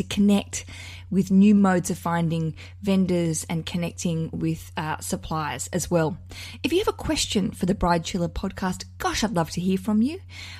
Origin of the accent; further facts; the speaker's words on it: Australia; accent: Australian; now in United Kingdom; Gosh, I really trade off this Australian accent, so it can't go anywhere. So when we go home to Australia